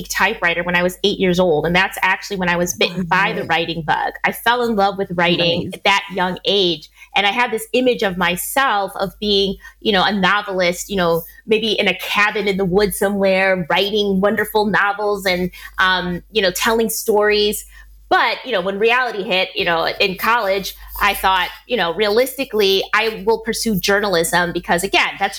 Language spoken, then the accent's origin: English; Milwaukee, Wisconsin, United States; moved away as an adult; now in Spain; I was born and raised in Milwaukee, Wisconsin